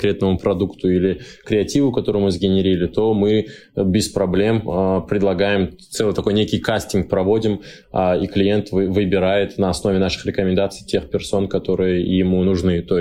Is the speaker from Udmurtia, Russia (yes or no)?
no; Dagestan, Russia; но да, я дагестанец в мире рекламы